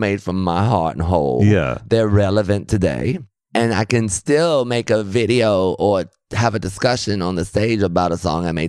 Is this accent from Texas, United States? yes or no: yes; Austin, Texas, United States; moved away as an adult; I'm from Austin because that's where I was born.